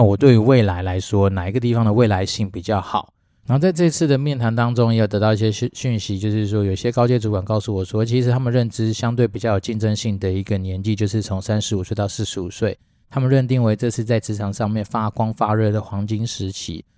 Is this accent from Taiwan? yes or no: yes; Taiwan; 身为一个台湾人